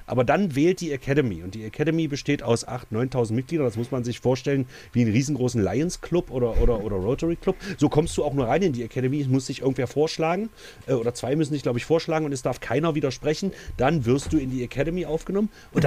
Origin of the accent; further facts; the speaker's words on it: Altmark, Saxony-Anhalt, Germany; bei uns in der Altmark